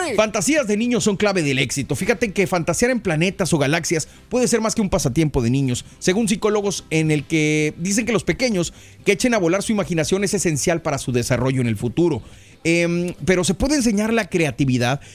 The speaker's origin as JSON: {"language": "Spanish", "country": "Mexico", "tie": "born or raised there", "moved": "yes", "lives_now": "United States", "said": "yo me crié en México"}